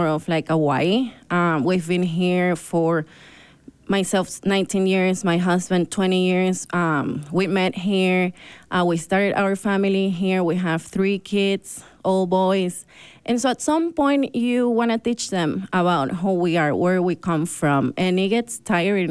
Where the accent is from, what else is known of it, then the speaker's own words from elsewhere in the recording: Ecuador; also born or lived in Brazil / Argentina; now in Park City, United States; I'm from Ecuador and Brazil.